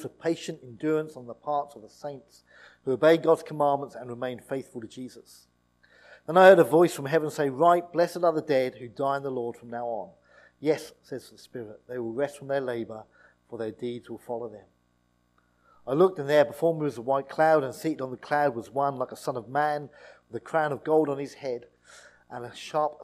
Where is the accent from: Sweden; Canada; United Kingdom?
United Kingdom; East Anglia, East of England; I grew up in East Anglia